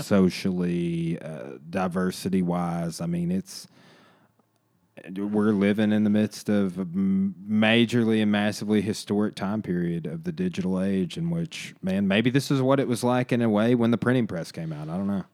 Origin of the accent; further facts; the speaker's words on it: Arkansas, United States; I literally was growing up in Arkansas